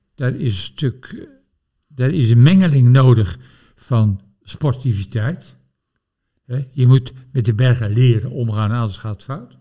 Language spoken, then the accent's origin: Dutch; Gorinchem, South Holland, Netherlands; ik ben opgegroeid in Gorkum, Abbaswaard, rivier, lingengebied.